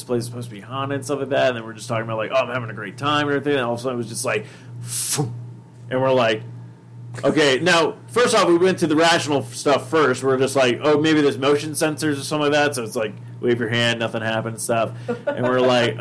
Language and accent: English; United States; we're from the States